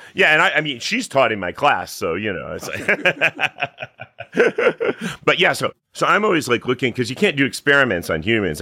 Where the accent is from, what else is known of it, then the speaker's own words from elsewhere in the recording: Catskill Mountains, upstate New York, United States; moved away; I'm from upstate New York, uh, in the, in the Catskill Mountains, you know, middle of nowhere